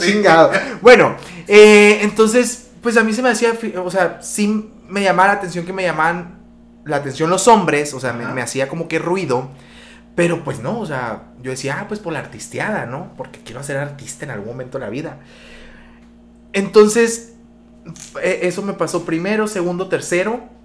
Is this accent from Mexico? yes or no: yes; Magdalena de Kino, Sonora, Mexico; moved away as an adult; now in Hermosillo, Mexico; soy originario de Magdalena de Quino